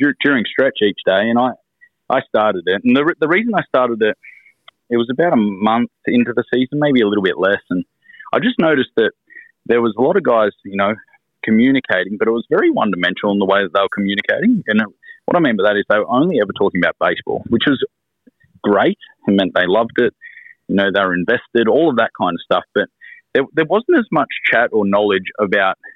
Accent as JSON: {"language": "English", "country": "Australia", "moved": "as an adult", "said": "being Australian, we sound a little bit different, but some of our vernacular is a little bit different as well"}